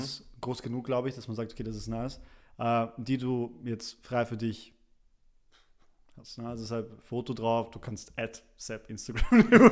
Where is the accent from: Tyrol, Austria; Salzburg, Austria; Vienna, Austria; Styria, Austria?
Vienna, Austria; also born or lived in Poland; ich kam mit relativ jungen Jahren nach Wien und dann von da und bin ich jetzt quasi hier aufgewachsen